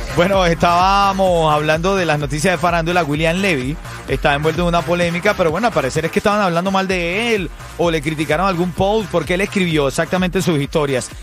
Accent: Venezuela; como venezolano

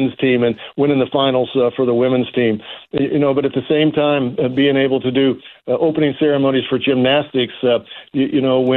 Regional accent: Indianapolis, Indiana, United States; to live that for 40 years in my hometown

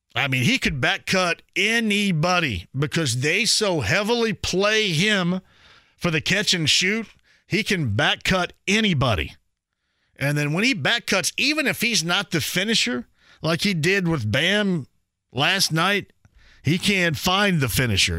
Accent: Owensburg, Indiana, United States; where I grew up in Owensburg

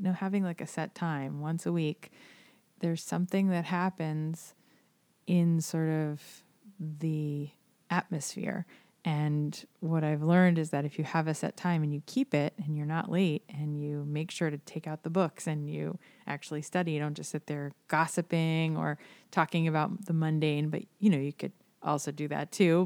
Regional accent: South Florida, United States; I, I grew up here in South Florida

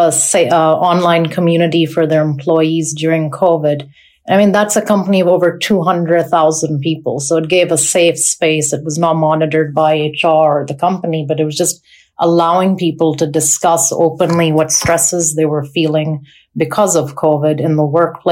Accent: Pakistan; also born or lived in North America; now in United Kingdom; I grew up in Pakistan

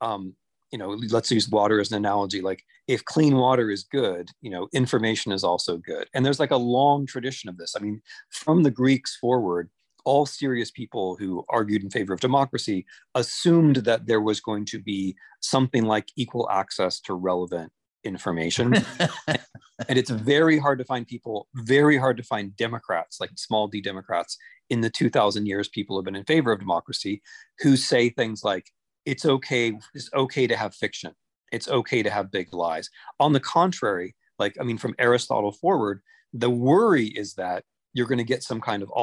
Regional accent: Ohio, United States; when I grew up in Ohio, I had a local newspaper in my little town

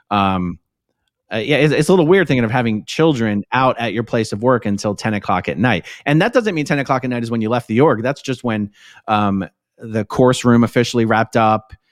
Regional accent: Philadelphia, Pennsylvania, United States; I grew up in Philly, but I didn't really grow up in Philly. It is sort of very nomadic, as you say.

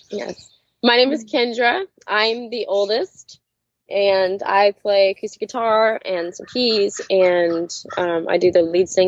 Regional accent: Palmer, Alaska, United States; moved away; we grew up in Palmer, Alaska, and there are seven kids in our family

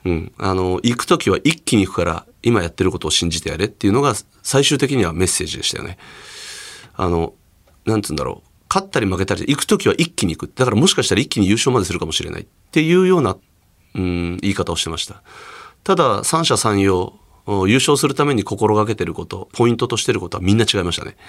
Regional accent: Hokkaido, Japan; moved away as an adult; also born or lived in Osaka / Aomori; 北海道出身なので、うん、北海道で小学校や中学校時代に教わった先生方にね

